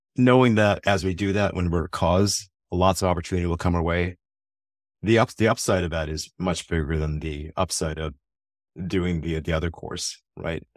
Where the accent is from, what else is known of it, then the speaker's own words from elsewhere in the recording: United States; being an American